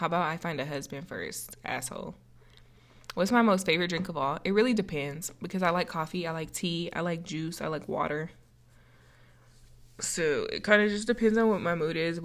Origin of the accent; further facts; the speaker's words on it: Colorado, United States; I'm from Colorado. I'm still here